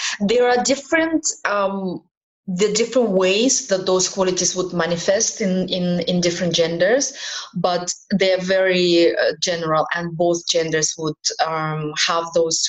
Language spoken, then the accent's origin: English; Kazakhstan; also born or lived in Ukraine / Middle East; now in Malta; I was born in Ukraine and brought up in Kazakhstan. I'm British national, and I lived in the Middle East all my life before I ended up in Malta.